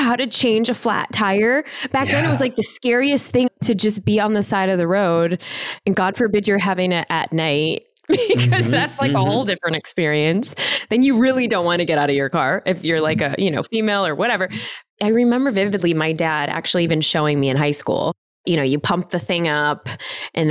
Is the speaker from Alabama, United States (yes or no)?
no; Chicago, Illinois, United States; I was born and raised in Chicago